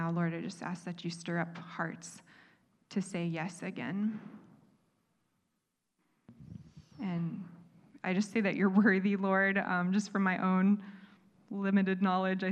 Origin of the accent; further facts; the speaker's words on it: United States; moved away; also born or lived in Bali; us being American